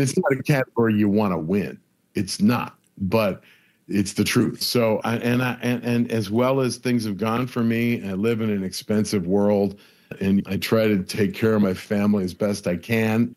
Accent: Buffalo, New York, United States; now in Los Angeles, United States; a bunch of guys I grew up with in Buffalo

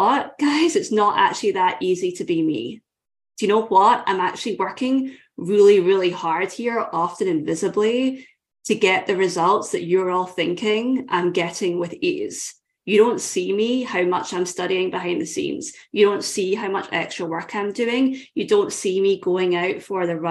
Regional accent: Scotland, United Kingdom; I grew up in Scotland

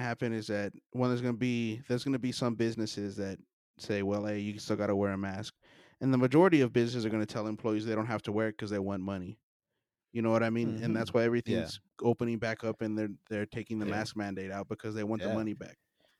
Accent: El Paso, Texas, United States; I mean, we grew up in El Paso, so we're like, oh, it's a Chihuahua, and he's speaking Spanish.

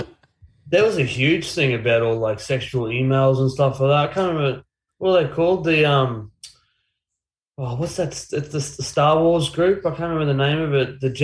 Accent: Brisbane, Queensland, Australia; also born or lived in Innisfail, Queensland; I was born in Innisfail, North Queensland, but I basically grew up here in Brizzy, went to school here in Brizzy, went to Padua, which is a school here on the north side, all boys school.

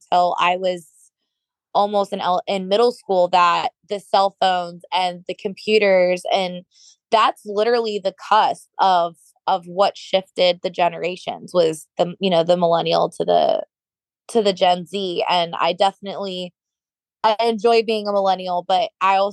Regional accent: Florida, United States; accent: northern; also born or lived in Minnesota; I actually grew up down here. We moved to Florida when I was 7

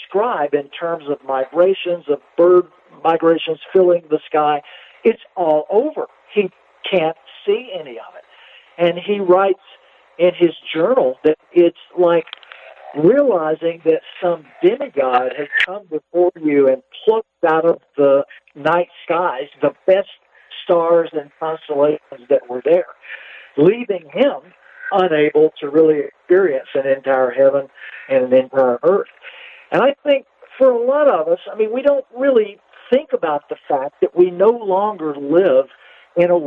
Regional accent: Louisiana, United States; also born or lived in Montana; now in Santa Fe, United States; having grown up in Louisiana at a time when people were still searching for ivory-billed woodpeckers

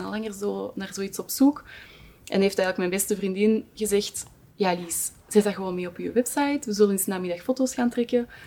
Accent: Kempen, Flanders, Belgium; moved away; Oorspronkelijk ben ik van de Kimpen.

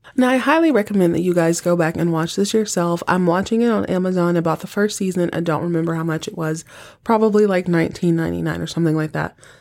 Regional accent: Texas, United States; I was born and raised in Texas

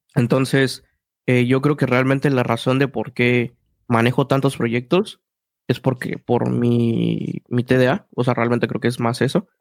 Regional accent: Mexico City, Mexico; yo soy de Ciudad de México, hay mucho una cultura que se llama la cultura chilanga y es como personas que crecimos en un ambiente

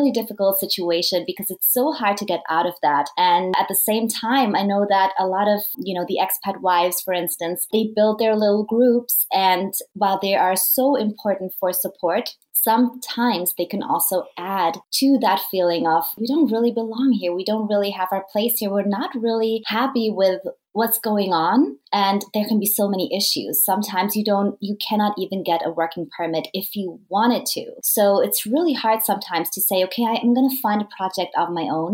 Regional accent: Vienna, Austria; moved away as an adult; also born or lived in United Kingdom / Madrid, Spain; I am from Vienna, Austria

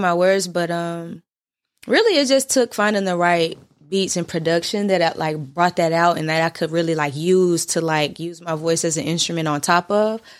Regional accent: Nashville, Tennessee, United States; I'm from North Nashville

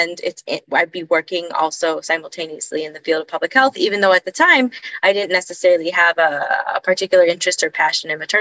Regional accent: Honduras; moved away as an adult; now in United States; I was born and raised in Honduras and Honduras, and came to the United States for college

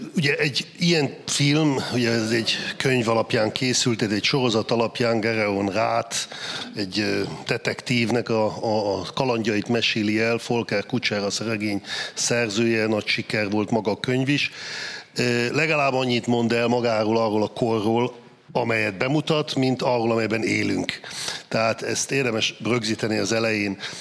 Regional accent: Saxony-Anhalt, Germany; én Kelet-Németországban születtem, ott nőttem föl, száz anhal tartományban

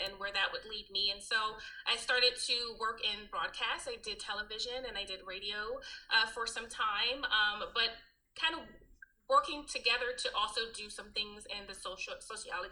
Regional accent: Alabama, United States; moved away as an adult; also born or lived in New Jersey; I was born in New Jersey. I'm raised in Alabama. And then came back to New Jersey

